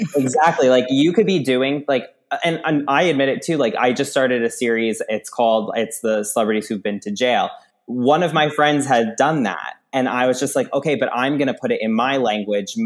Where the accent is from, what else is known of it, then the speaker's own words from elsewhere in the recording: Long Island, New York, United States; moved away; I'm from Long Island, grew up there